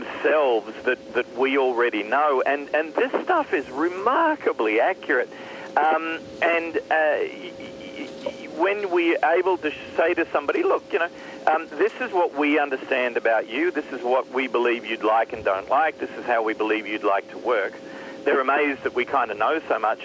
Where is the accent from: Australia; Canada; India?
Australia; my home country of Australia